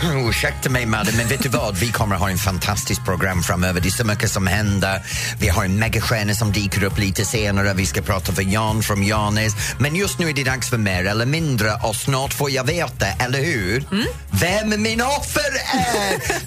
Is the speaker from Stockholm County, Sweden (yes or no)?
yes; Roslagen, Stockholm County, Sweden; also born or lived in Norrtälje; från min hemtrakt